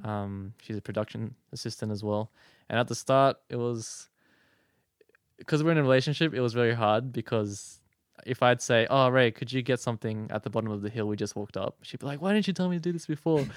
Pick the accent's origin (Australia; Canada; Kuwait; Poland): Australia; Sydney, New South Wales; moved away as an adult; now in Strathfield, Australia; I grew up in the West. I went to school in Mountain View, next to Doonside Station